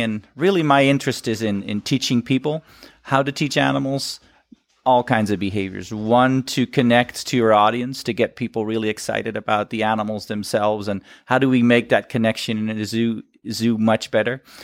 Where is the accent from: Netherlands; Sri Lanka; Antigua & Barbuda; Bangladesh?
Netherlands; moved away as an adult; now in United States; shows that I'm from Holland